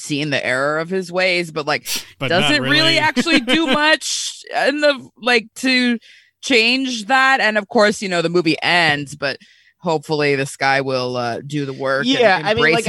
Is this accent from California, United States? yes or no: yes; Orange County, California, United States; growing up in Orange County